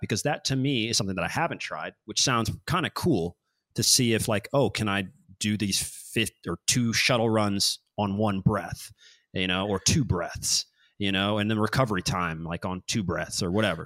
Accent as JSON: {"language": "English", "town": "Kansas City", "country": "United States", "said": "I'm from Kansas City"}